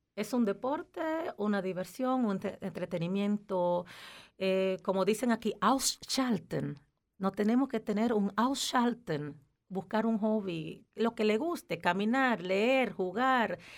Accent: Dominican Republic; moved away as an adult; also born or lived in Aargau, Switzerland; now in Switzerland; en mi país, que soy de República Dominicana

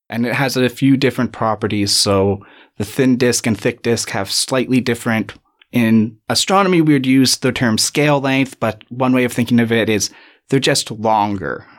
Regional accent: Canada; accent: lack of an accent; moved away as an adult; now in Cape Town, South Africa; I'm from Canada. You might be able to tell by my lack of an accent, uh, or what I believe is a lack of an accent.

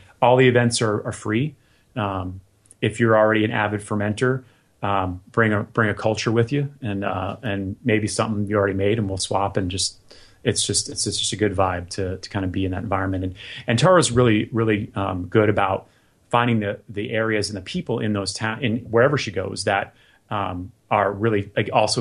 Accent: Florida, United States; now in Southern California, United States; I grew up in Florida, so every year I go back for the holidays

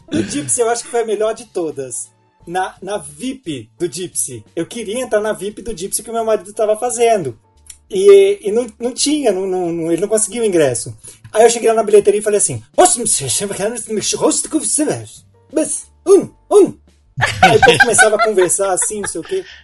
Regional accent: Brasília, Federal District, Brazil; Eu, eu vim de Brasília e não tinha dinheiro nenhum eu sempre consegui ver tudo.

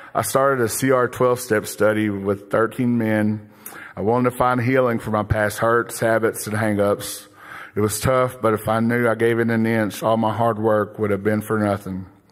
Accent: Broken Bow, Oklahoma, United States; moved away as an adult; also born or lived in Bixby, Oklahoma; now in Tulsa, United States; I grew up in a small town of Brokenbow with one older sister and two younger sisters

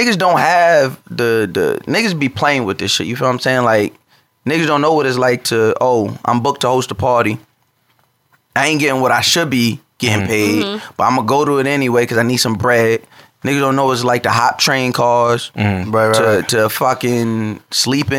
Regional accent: North Babylon, New York, United States; I grew up 2 blocks away from one of the toughest areas on Long Island. I'm from North Babylon

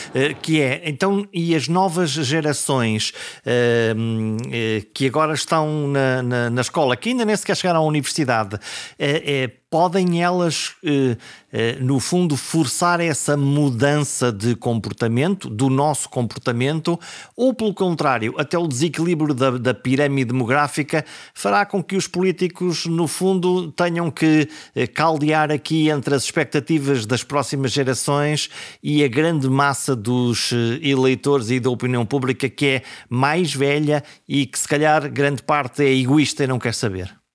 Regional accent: coast between Caminha and Porto, Norte, Portugal; born or raised there

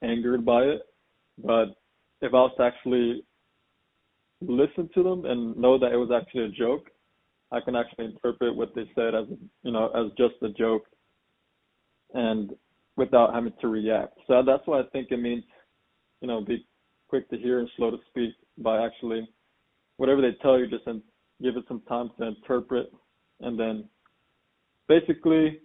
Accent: San Antonio, Texas, United States; I'm from San Antonio, Texas.

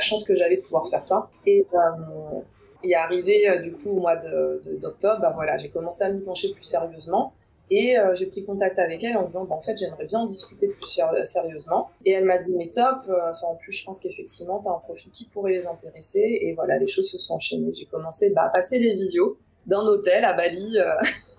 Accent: Paris suburbs, Île-de-France, France; j'ai toujours grandi en banlieue parisienne

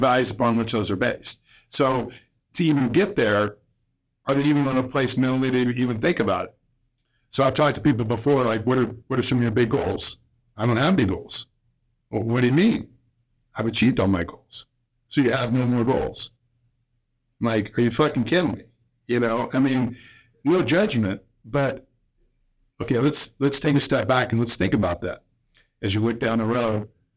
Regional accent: Illinois, United States; growing up in Illinois

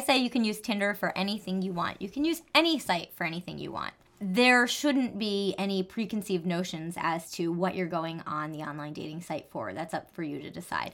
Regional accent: New Jersey, United States; I'm from New Jersey. I have a little accent sometimes

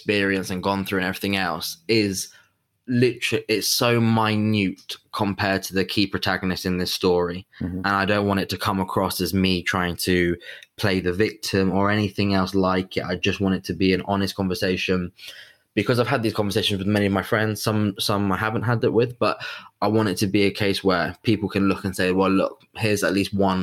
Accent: England, United Kingdom; I'm half Italian, have a very or had at least a very close link to my Italian family, very identified as an Italian, even though I was brought up in England, lived in England

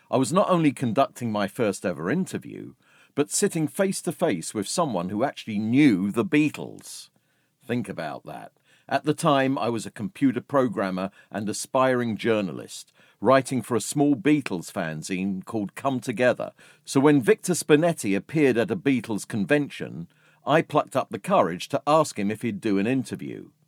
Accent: London, United Kingdom; accent: North London; I can hear my voice was a bit higher and my North London accent was a bit stronger.

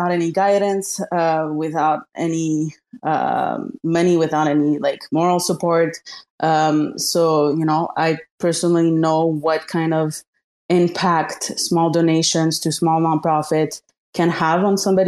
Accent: Montreal, Quebec, Canada; my hometown, Montreal, Canada

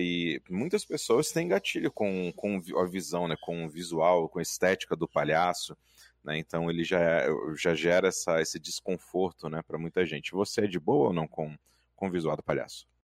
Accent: Minas Gerais, Brazil; Eu, enquanto mineiro de Minas Gerais

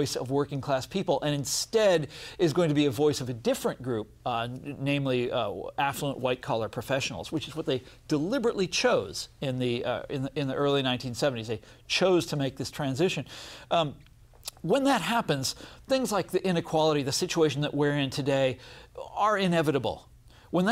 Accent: Kansas City, United States; I'm from Kansas City

